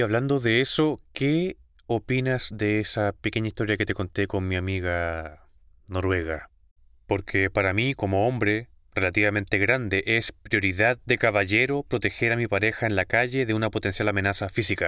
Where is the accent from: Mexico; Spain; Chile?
Chile; San Bernardo, Santiago Metropolitan Region; nacido y criado en Santiago, en San Bernardo